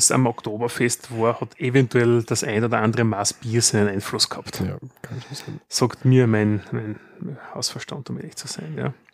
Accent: Austria; auch, wenn wir als Österreicher woanders sind.

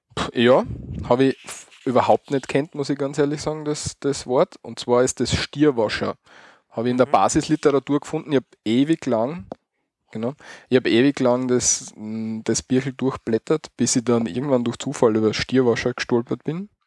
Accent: Styria, Austria; Bei uns in der Steiermark

